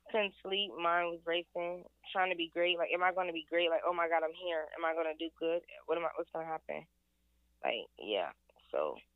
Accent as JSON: {"language": "English", "region": "Ohio", "country": "United States", "moved": "yes", "said": "I'm from Ohio."}